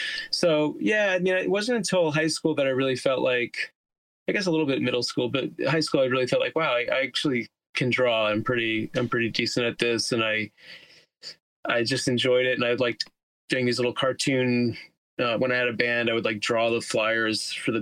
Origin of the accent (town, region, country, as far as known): Teaneck, New Jersey, United States; now in Queens, New York, United States